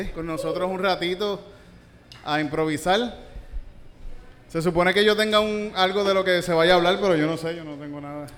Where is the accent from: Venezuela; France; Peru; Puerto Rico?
Puerto Rico; Yauco; cuando era niño en la Shell. En la, en Yauco